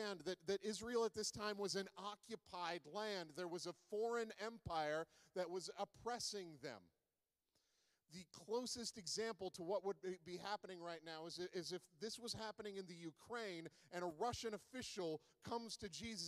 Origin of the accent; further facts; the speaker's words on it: Charlottetown, Prince Edward Island, Canada; now in Alberta, Canada; I am from Charlottetown, Prince Edward Island, and I took oceanography in grade 11